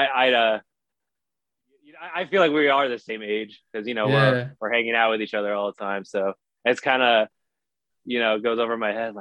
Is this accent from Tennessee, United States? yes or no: no; Chula Vista, California, United States; first language Spanish; English is a second language; also born or lived in Tijuana, Mexico; I grew up in San Diego, specifically Chula Vista area